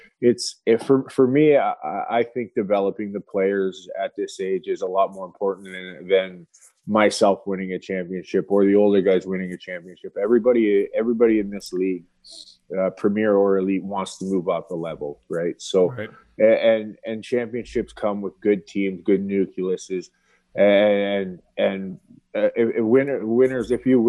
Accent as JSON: {"language": "English", "town": "London", "region": "Ontario", "country": "Canada", "tie": "born or raised there", "said": "He's from my hometown, so I was already in contact with him. He's got a lot of kids out of London, Ontario."}